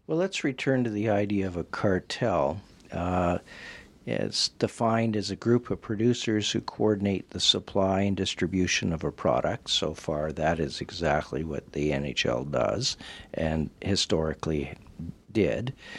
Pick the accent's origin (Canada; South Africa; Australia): Canada; Western Canada; growing up in Western Canada